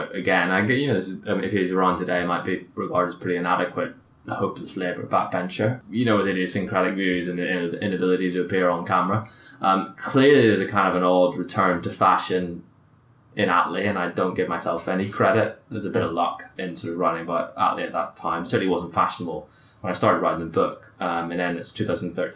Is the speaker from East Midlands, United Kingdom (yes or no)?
no; Belfast, Northern Ireland, United Kingdom; I grew up in Belfast